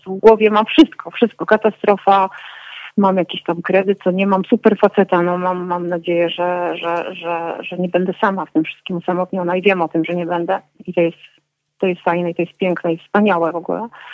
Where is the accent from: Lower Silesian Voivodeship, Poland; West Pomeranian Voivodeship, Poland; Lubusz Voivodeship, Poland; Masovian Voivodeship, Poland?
Masovian Voivodeship, Poland; Warsaw; now in Kraków, Poland; moje dzieciństwo z Warszawy z lat komunistycznych